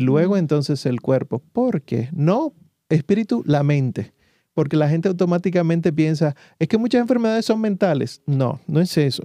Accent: Santo Domingo, Dominican Republic; moved away; Yo soy médico de profesión, vengo de Santo Domingo, la República Dominicana, y allá entonces estudié la medicina y trabajé varios años

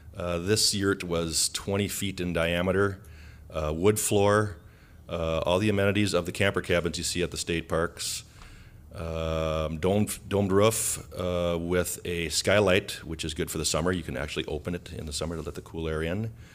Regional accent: Colorado, United States; Yes, I came from Colorado, and they're big in Colorado.

